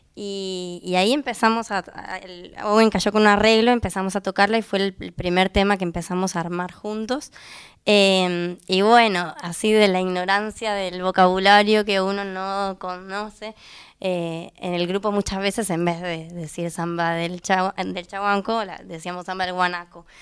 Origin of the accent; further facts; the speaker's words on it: Catalonia, Spain; moved away as an adult; now in Argentina; yo soy la única que soy argentina, pero nací de aquí, porque mi, familia paterna es argentina, pero mi familia materna es toda de España, de Cataluña, y nos mudamos cuando yo era muy chiquita. Y ahora hace unos años me vine